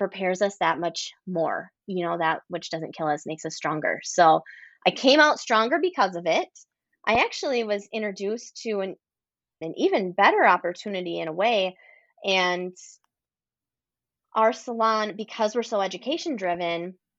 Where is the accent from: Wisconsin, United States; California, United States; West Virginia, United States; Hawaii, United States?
Wisconsin, United States; a small town in; now in Minneapolis, United States; I actually grew up in a small town in Wisconsin and then moved closer to the city